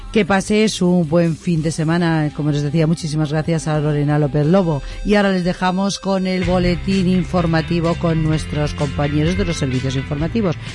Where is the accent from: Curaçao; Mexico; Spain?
Spain; Madrid, Community of Madrid; yo soy de Madrid